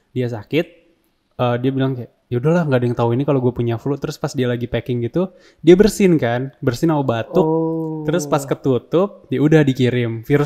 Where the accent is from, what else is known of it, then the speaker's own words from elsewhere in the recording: Indonesia; Kita emang orang Indo tuh nggak nonton The Simpsons